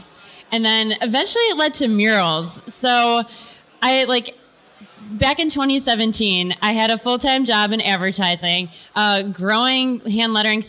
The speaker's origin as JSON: {"language": "English", "town": "Mentor", "region": "Ohio", "country": "United States", "tie": "born or raised there", "also_born_or_lived": "Dayton, Ohio", "said": "I grew up in Mentor, Ohio, which is a suburb of Cleveland, Ohio."}